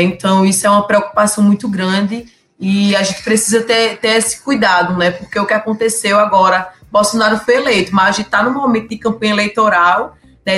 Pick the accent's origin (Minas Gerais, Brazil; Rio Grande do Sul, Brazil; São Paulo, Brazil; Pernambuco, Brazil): Pernambuco, Brazil; Surubim; sou de Surubim, interior né, do estado de Pernambuco